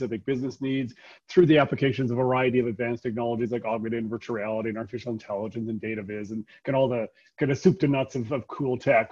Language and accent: English; Calgary, Alberta, Canada; also born or lived in Vancouver; I'm born and bred in Calgary